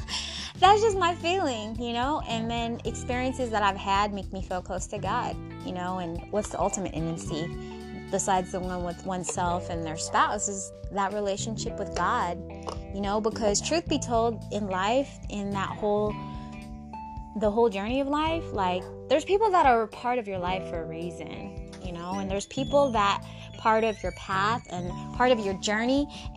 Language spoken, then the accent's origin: English; Seattle, Washington, United States; I was born and raised in America, in Seattle, Washington, Pacific Northwest, Space Needle, baby.